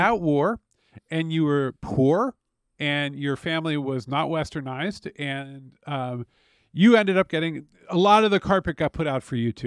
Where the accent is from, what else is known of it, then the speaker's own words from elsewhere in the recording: United States; an American who grew up in personally unstable circumstances